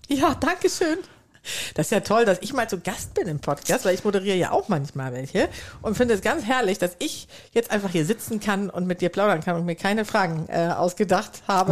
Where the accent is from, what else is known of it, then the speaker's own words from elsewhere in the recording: Sweden; now in Germany; ich komme ja nicht nur aus Schweden, sondern bin auch noch auf dem Land aufgewachsen